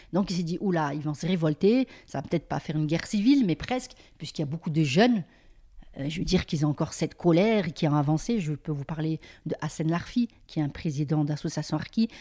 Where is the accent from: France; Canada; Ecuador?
France; Mouans-Sartoux, Provence-Alpes-Côte d'Azur; quand on était au camp